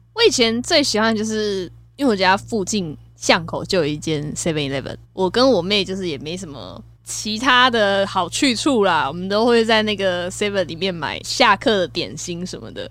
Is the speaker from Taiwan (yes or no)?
yes; Kaohsiung, Taiwan; 身为高雄人，有很多冰品的回忆耶。